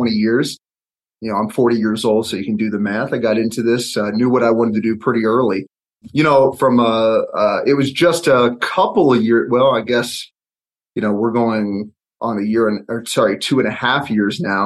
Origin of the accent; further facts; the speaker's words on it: Kentucky, United States; moved away as an adult; also born or lived in Cincinnati, Ohio; now in Denver, United States; I was born and raised in Kentucky and then lived in Cincy.